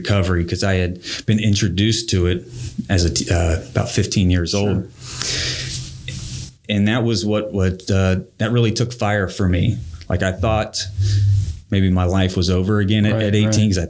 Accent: Hamilton, Ohio, United States; I'm a somewhat local guy, born and raised in Hamilton, Ohio.

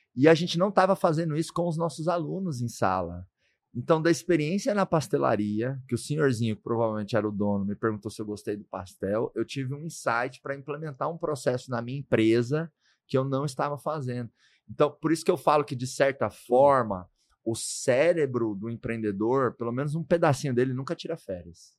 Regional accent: Goiás, Brazil; lá no Goiás, onde eu nasci

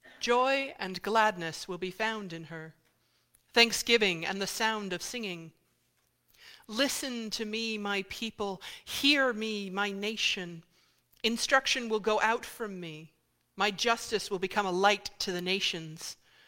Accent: Indiana, United States; moved away; I'm originally from Indiana, which means part of my state-mandated education growing up was watching the film Hoosiers.

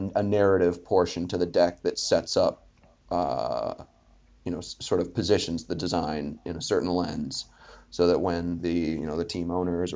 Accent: Philadelphia, Pennsylvania, United States; moved away; also born or lived in Boston; I was from Philly

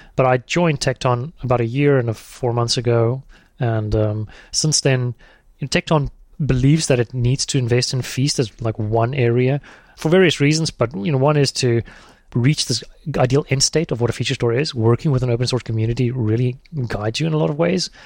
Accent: South Africa; moved away as an adult; also born or lived in Thailand; I'm South African

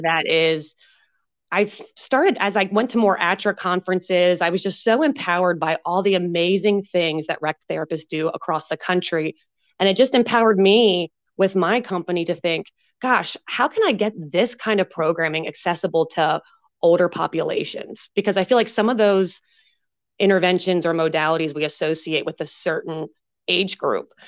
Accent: Pennsylvania, United States; now in Marietta, Georgia, United States; I'm originally from Pennsylvania

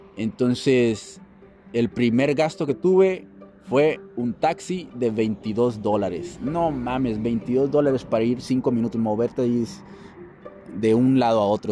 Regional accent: Mexico; soy de México

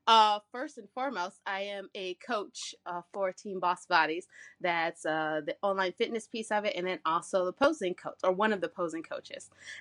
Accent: Michigan, United States; I am from Michigan. I live in Canton, Michigan. And some people, well, I call it IKEA land. If anybody's like trying to understand where I'm at in the little mitten, it's near Ann Arbor.

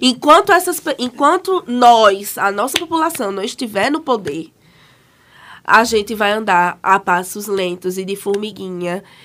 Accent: Caruaru, Pernambuco, Brazil; sou de Caruaru

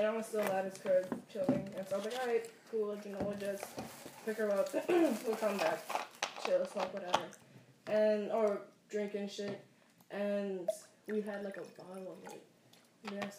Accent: New York, United States; I'm from New York

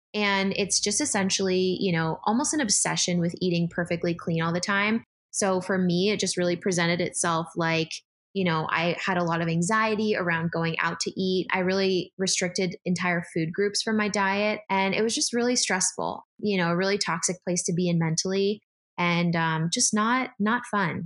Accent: San Diego, California, United States; moved away as an adult; also born or lived in San Francisco; now in Philadelphia, United States; I grew up actually in San Diego, lived in San Francisco for a hot sec for college, and then I'm now in Philadelphia

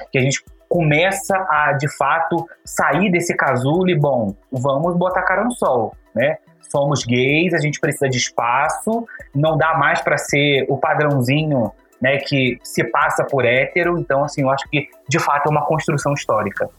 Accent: Rio de Janeiro, Brazil; moved away as an adult; now in Brasília, Brazil; eu sou do Carioca também, mas moro há 11 anos em Brasília. Então a minha vida adolescente, praticamente até os meus 27 anos, eu vivi no Rio de Janeiro

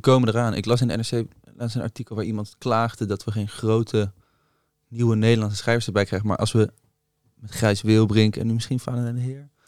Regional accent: Rijswijk, South Holland, Netherlands; bij mij in Rijswijk hadden we het Rode Huis om de hoek

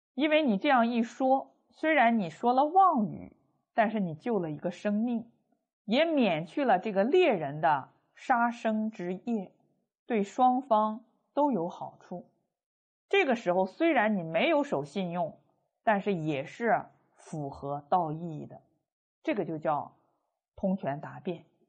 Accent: China; 我们中国人

